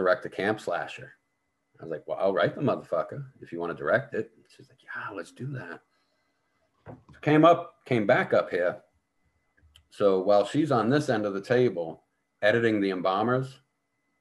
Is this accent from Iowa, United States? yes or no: no; Boston, Massachusetts, United States; now in Indiana, United States; where I grew up in Boston